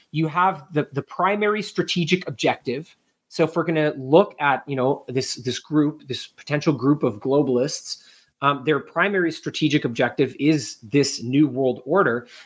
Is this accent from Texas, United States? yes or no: no; New York City, New York, United States; I grew up